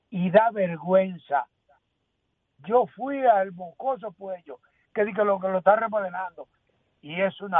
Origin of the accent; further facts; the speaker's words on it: Dominican Republic; Como buen dominicano que me siento y soy.